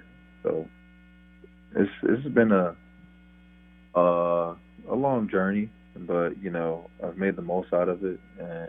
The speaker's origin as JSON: {"language": "English", "area": "Miami-Dade County", "region": "Florida", "country": "United States", "tie": "born or raised there", "said": "I was born in Miami-Dade County"}